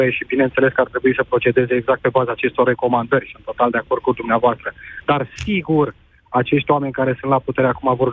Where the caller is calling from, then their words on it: Slobozia, Ialomița County, Romania; …, sunt de la Slobozia.